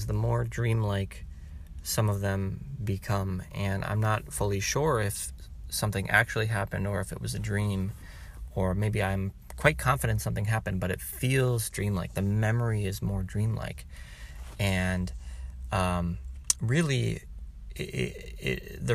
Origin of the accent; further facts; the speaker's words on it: Wisconsin, United States; I'm from Wisconsin